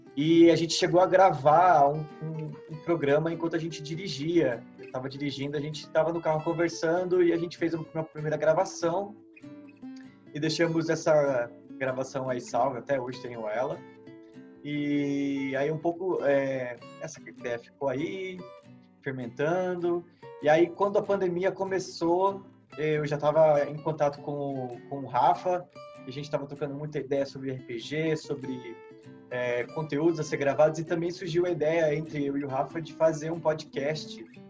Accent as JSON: {"language": "Portuguese", "town": "São José dos Campos", "region": "São Paulo", "country": "Brazil", "said": "sou de São José dos Campos"}